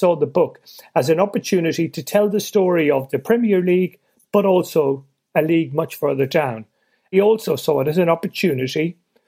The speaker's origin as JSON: {"language": "English", "country": "Ireland", "tie": "born or raised there", "said": "I'm Irish born and raised, and we didn't grow up supporting England"}